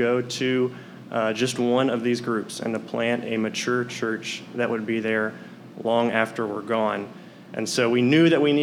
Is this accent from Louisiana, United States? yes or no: yes; Hammond, Louisiana, United States; also born or lived in Ruston, Louisiana; now in Lake Charles, United States; I'm from Hammond, Louisiana